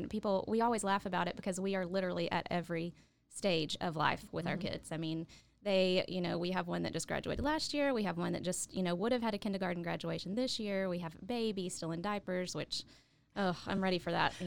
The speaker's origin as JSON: {"language": "English", "town": "Coleman", "region": "Texas", "country": "United States", "tie": "born or raised there", "also_born_or_lived": "Stephenville, Texas", "moved": "as an adult", "lives_now": "Waco, United States", "said": "I grew up in Coleman and then graduated from high school and went to Tarleton"}